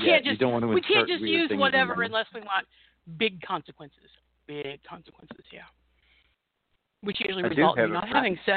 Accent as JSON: {"language": "English", "town": "Bloomington", "region": "Indiana", "country": "United States", "tie": "born or raised there", "said": "Ben actually graduated from IU, which is my hometown"}